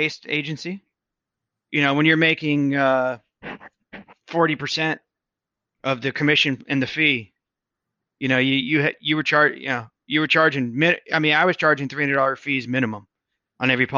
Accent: New Jersey, United States; also born or lived in Boston, Massachusetts / Maryland; I'm from the East Coast. I was born in Boston, raised in New Jersey.

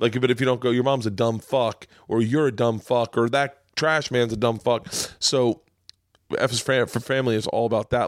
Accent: Tampa, Florida, United States; moved away; also born or lived in New York; I grew up in Tampa

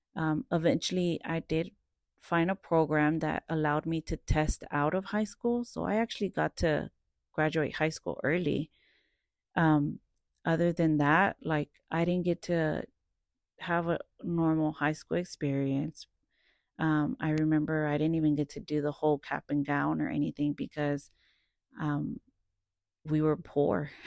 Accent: Dallas, Texas, United States; also born or lived in Cedar Hill, Texas / Irving, Texas; I am from Dallas, South Dallas, Oak Cliff. I've lived there since I was about twelve, thirteen years old, and then I moved further south of Dallas to the suburbs of Cedar Hill

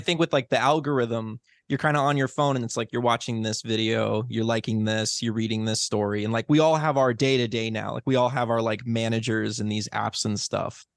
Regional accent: Chicago, Illinois, United States; now in Los Angeles, United States; I'm also from Chicago

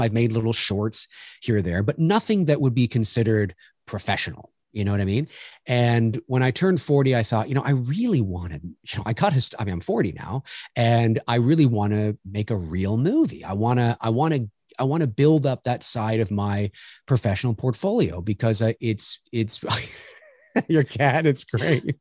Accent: Toronto, Ontario, Canada; moved away; I'm Canadian, born here in Toronto. I haven't lived here my whole life, but certainly I live here now

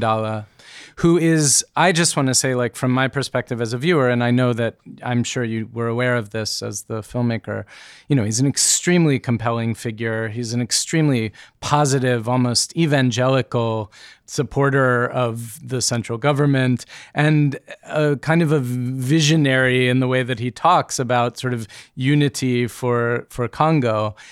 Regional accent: United States; I, being an American person, educated in the way that I've been educated

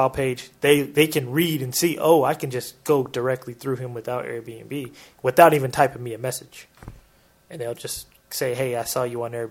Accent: Portland, United States; in that city in city of Portland, which is my hometown.

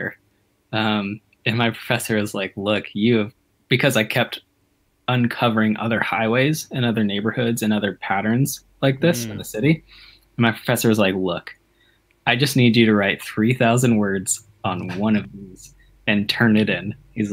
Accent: Dallas, Texas, United States; born or raised there

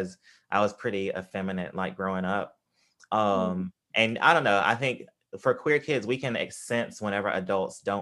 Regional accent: Tupelo, Mississippi, United States; where I grew up in Mississippi, in Tupelo, Mississippi

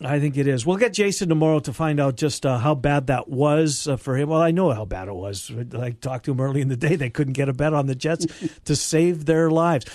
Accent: Winnipeg, Manitoba, Canada; my hometown had a team

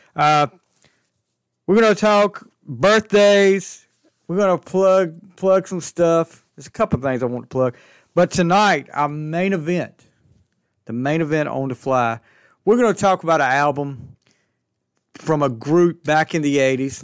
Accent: Alaska, North Carolina, United States; I'm from Alaska, North Carolina, small town, About a hundred people, maybe.

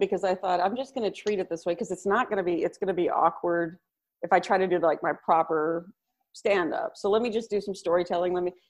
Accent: Bay City, Texas, United States; also born or lived in Houston, Texas; now in Los Angeles, United States; I'm from Bay City, Texas. We're coastal.

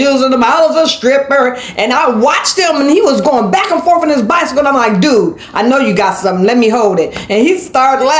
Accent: Columbus, Ohio, United States; now in Tampa, Florida, United States; I am from Columbus, Ohio

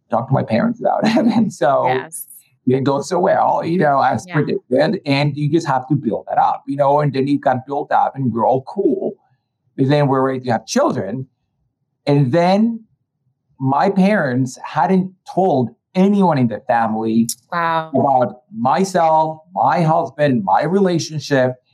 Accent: Colombia; born or raised there; now in United States

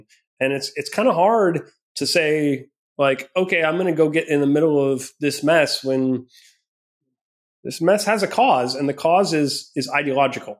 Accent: Minnesota, United States; I grew up in Minnesota. I'm a Midwestern kid.

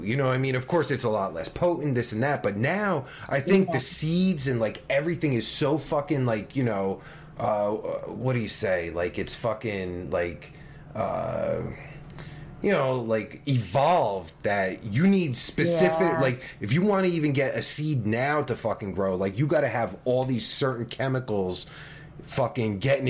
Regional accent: New Jersey, United States; accent: Jersey; moved away; No, see, because I'm from Jersey, so, like, I still got my Jersey accent.

